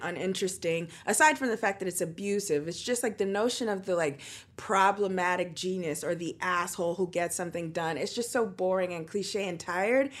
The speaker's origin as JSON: {"language": "English", "country": "United States", "said": "I'm American"}